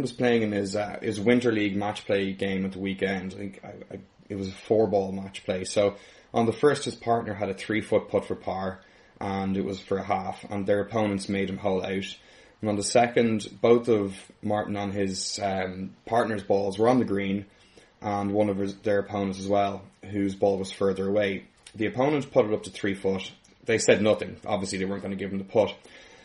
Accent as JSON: {"language": "English", "country": "Ireland", "said": "being Irish"}